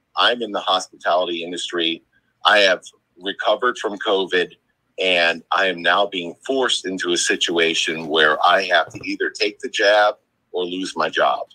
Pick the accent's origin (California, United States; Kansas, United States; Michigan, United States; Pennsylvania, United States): Pennsylvania, United States; Philadelphia; I'm from Philadelphia, Pennsylvania